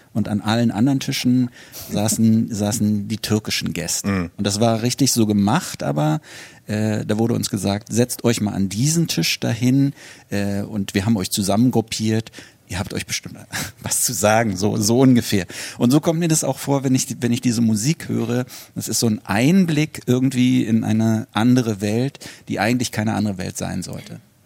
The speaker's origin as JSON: {"language": "German", "region": "Berlin", "country": "Germany", "tie": "born or raised there", "said": "ich bin ja auch in, in Westberlin groß geworden"}